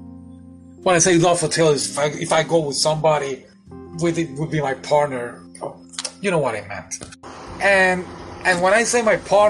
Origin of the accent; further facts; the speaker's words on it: Puerto Rico; now in Florida, United States; I'm from Puerto Rico, the Caribbean, but I live in Florida right now.